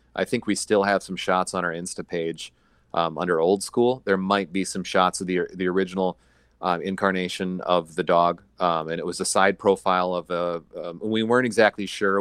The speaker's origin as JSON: {"language": "English", "region": "Iowa", "country": "United States", "tie": "born or raised there", "also_born_or_lived": "South Dakota", "moved": "as an adult", "lives_now": "Minneapolis, United States", "said": "I was born in Iowa, went to college out in South Dakota, and then, uh, moved to Minneapolis"}